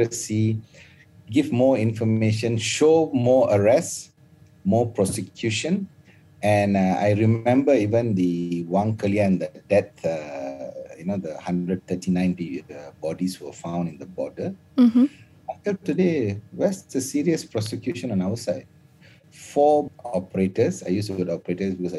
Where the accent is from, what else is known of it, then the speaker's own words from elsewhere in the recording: Malaysia; As a Malaysian